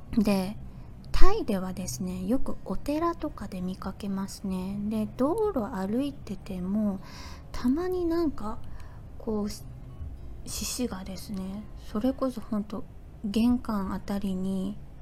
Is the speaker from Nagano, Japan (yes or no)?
no; Fukuoka, Japan; moved away as an adult; now in Thailand; 私はあの福岡生まれ福岡育ち